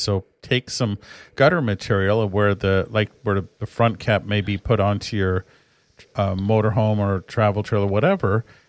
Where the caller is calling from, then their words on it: California, United States; And we're calling you from Northern California, and we do get rain, plenty of it.